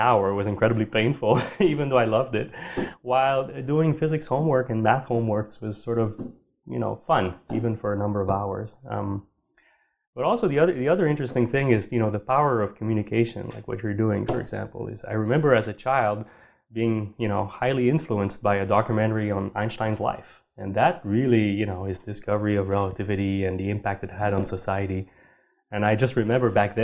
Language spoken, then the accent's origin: English; Sherbrooke, Quebec, Canada; also born or lived in Montreal; I grew up in Sherbrooke